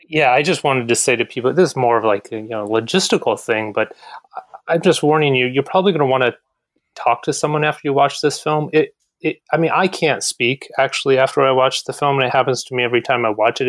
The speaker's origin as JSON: {"language": "English", "town": "Kalamazoo", "region": "Michigan", "country": "United States", "tie": "born or raised there", "also_born_or_lived": "Flint, Michigan", "moved": "yes", "said": "Kalamazoo, but I lived in Flint for many years"}